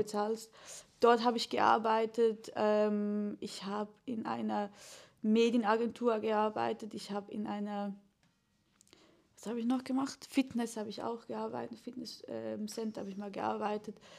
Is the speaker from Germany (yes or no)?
no; Switzerland; ich bin äh, Schweizer Künstlerin